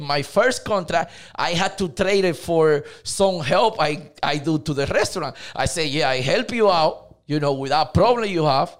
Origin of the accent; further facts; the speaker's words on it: Dominican Republic; English is a second language; moved away as an adult; now in United States; I'm from Dominican Republic. I'm, uh, come here to the state, like, uh, fifteen years ago